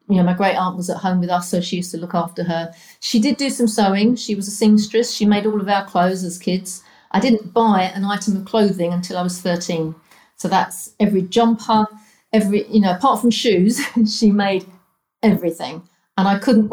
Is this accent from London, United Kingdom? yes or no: yes; London, United Kingdom; also born or lived in Cornwall; I originated from the East End of London. My dad was a docker and my mum was a carer.